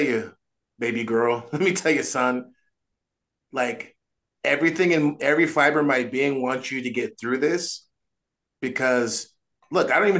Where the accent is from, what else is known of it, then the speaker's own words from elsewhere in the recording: United States; I'm an American